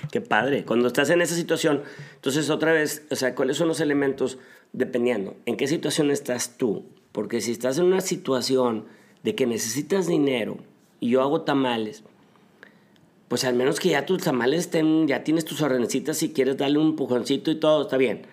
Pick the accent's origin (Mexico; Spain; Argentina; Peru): Mexico; Monterrey, Nuevo León; moved away as an adult; now in Atlanta, United States; vengo de Monterrey